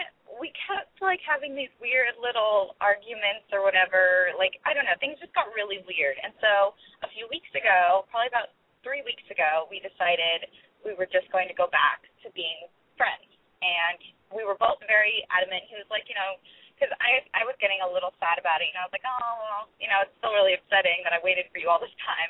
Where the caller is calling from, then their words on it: California, United States; I'm 21. I'm calling from the Bay Area in California.